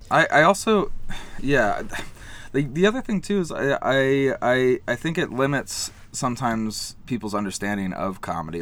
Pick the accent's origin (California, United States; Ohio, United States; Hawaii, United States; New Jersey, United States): Ohio, United States; Columbus; moved away as an adult; now in New York, United States; I'm from Columbus, Ohio